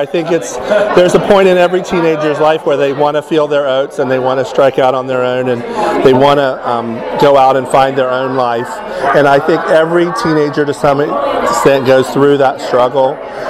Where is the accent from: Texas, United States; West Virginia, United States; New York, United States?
West Virginia, United States; Mason; I am from Mason, West Virginia.